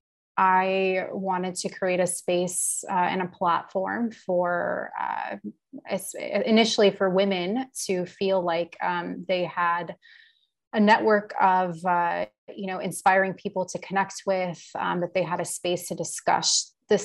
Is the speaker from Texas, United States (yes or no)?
yes; Houston, Texas, United States; also born or lived in San Francisco / Austin; I was actually born in San Francisco, but I grew up mostly in Houston, and then moved to Austin about 7.5 years ago.